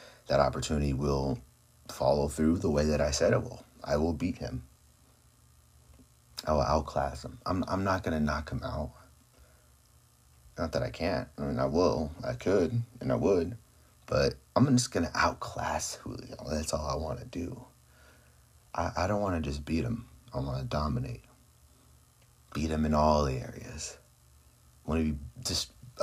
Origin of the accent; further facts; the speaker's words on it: California, United States; my hometown. In my backyard, California.